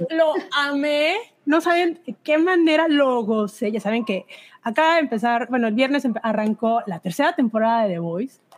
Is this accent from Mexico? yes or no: yes; Veracruz, Mexico; yo no soy de Jalapa, yo soy del puerto